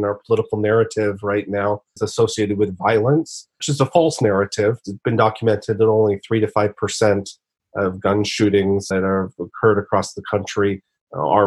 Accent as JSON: {"language": "English", "area": "San Francisco Bay Area", "region": "California", "country": "United States", "tie": "born or raised there", "also_born_or_lived": "Boston / Connecticut", "said": "I was born and raised in the San Francisco Bay Area, currently live in Silicon Valley, and grew up here"}